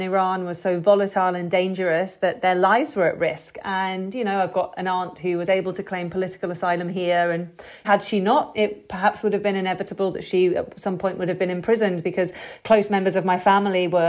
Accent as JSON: {"language": "English", "country": "United Kingdom", "said": "I'm British"}